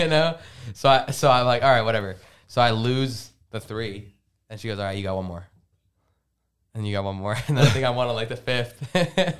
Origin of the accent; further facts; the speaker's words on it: Lebanon; moved away; I'm from Lebanon.